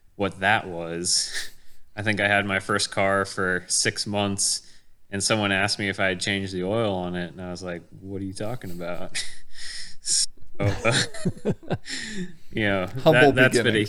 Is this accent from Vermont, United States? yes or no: no; Kansas, United States; moved away; I'm originally from Kansas